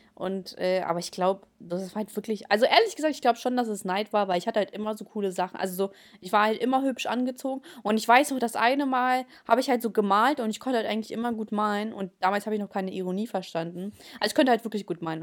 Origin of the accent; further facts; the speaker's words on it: Germany; German is a second language; als ich äh, nach Deutschland gekommen bin, äh, war ich ja so dritte, also in der Hälfte der dritten Klasse.